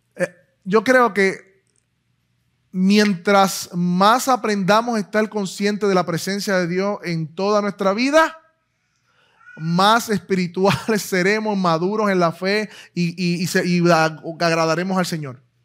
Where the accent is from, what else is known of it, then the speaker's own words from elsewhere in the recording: Puerto Rico; Puerto Rico es, un país bien extraño, en el sentido de que, pues, no, somos o no somos americanos, no lo sé. si tenemos la ciudadanía, pero somos boricos, hablamos español, hablamos inglés